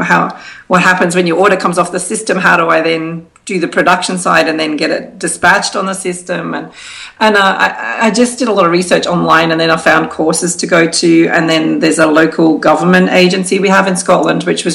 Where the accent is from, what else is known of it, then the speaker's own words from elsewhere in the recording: Australia; moved away as an adult; now in United Kingdom; I'm originally from Australia and I had moved to the UK for work.